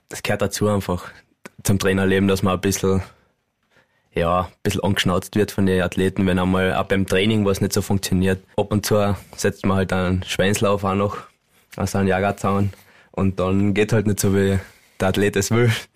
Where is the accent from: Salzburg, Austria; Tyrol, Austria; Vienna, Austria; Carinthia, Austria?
Carinthia, Austria; uns Kärntner